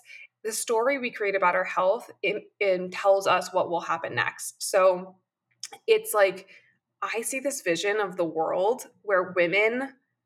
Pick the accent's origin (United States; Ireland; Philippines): United States; New York; I am a New Yorker